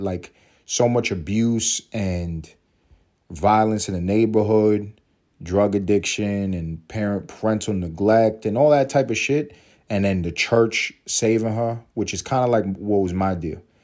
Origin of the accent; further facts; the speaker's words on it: United States; I'm American. Um, I'm happy to be American.